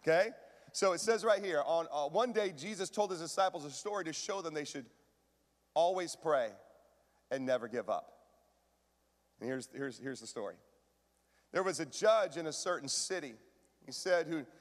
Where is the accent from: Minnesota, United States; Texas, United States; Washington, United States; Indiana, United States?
Washington, United States; I grew up in Washington, lots of lakes